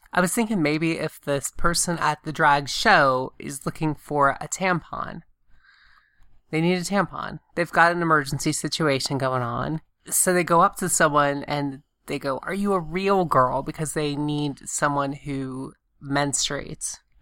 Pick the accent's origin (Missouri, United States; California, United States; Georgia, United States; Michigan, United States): Georgia, United States; Augusta; moved away; when I was growing up in Augusta, Georgia